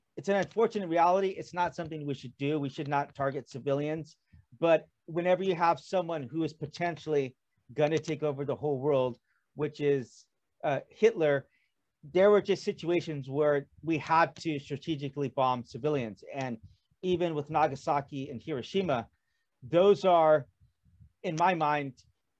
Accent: California, United States; moved away as an adult; now in South Korea; I'm from California

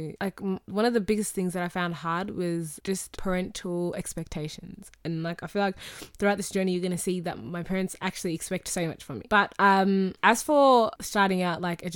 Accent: Australia; accent: Australian

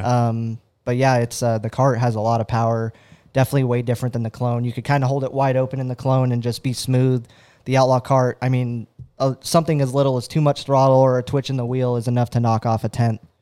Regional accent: Fresno, California, United States; Fresno, California, uh, so, you know, about five hours from Red Bluff

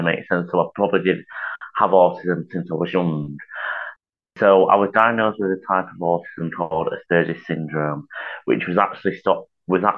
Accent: Chadderton, North West England, United Kingdom; I'm from a town called Chadderton. It's part of Oldham, Manchester, basically

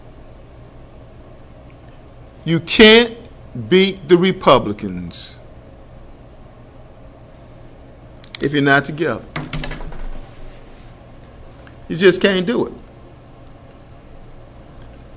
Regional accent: the South, United States; I'm from the South

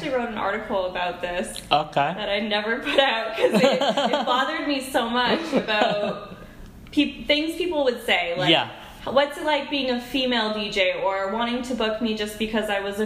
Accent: Ottawa, Ontario, Canada; also born or lived in Montreal; I'm from Ottawa, Canada.

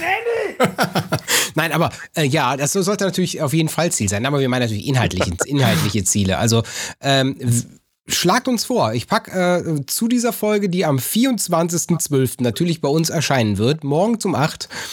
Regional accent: North Rhine-Westphalia, Germany

